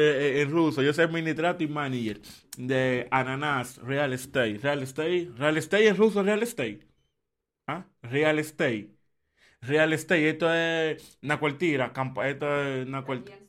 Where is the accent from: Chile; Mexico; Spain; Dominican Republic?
Dominican Republic; now in Barnaul, Russia; en Dominicana, en mi país, si tú eres extranjero, tú consigues apartamentos rápido